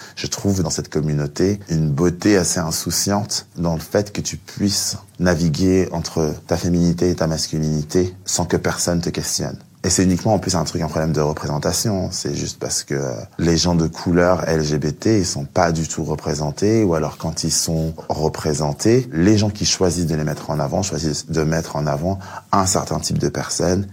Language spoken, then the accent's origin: French; France; also born or lived in Cameroon (ancestry); je suis français mais aussi d'origine camerounaise